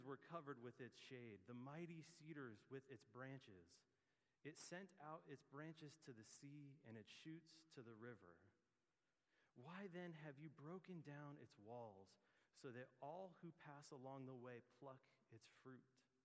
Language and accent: English; Gilroy, California, United States; moved away; also born or lived in Milpitas; my family moved to Gilroy, and I grew up in Gilroy for a few years